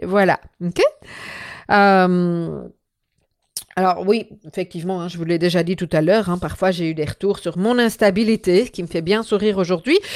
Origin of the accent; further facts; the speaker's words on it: Belgium; je suis belge